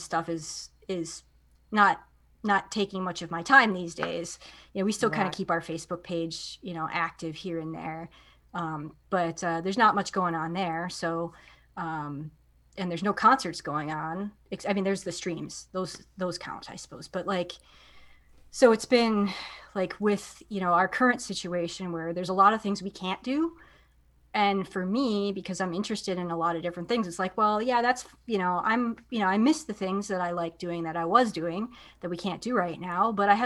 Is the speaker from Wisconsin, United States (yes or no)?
yes; outside of the Milwaukee area, Wisconsin, United States; I grew up outside of the Milwaukee area